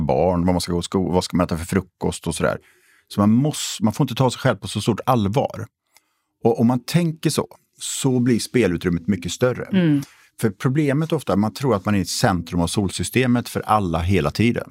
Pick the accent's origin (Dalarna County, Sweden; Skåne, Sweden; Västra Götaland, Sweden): Västra Götaland, Sweden; Borås; now in Stockholm, Sweden; jag är född och uppvuxen i Borås